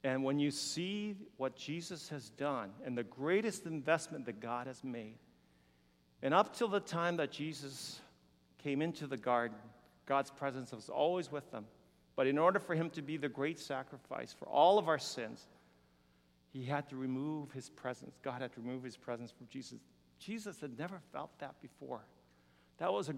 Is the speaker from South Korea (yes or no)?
yes; South Korea; moved away; also born or lived in Houston, United States / Canada; when I was a little boy, growing up in Korea and very hungry